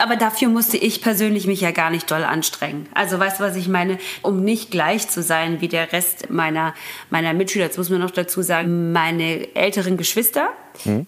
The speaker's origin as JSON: {"language": "German", "town": "Göppingen", "region": "Baden-Württemberg", "country": "Germany", "tie": "born or raised there", "also_born_or_lived": "Karlsruhe / Ludwigsburg", "said": "Meine Heimatstadt, da bin ich groß geworden"}